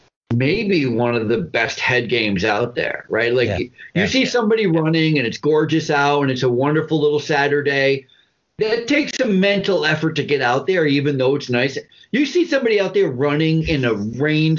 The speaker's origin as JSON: {"language": "English", "region": "Vermont", "country": "United States", "tie": "born or raised there", "also_born_or_lived": "New York City, New York / Buffalo/Rochester area, New York", "moved": "yes", "lives_now": "Upstate New York, United States", "said": "I actually grew up in Vermont"}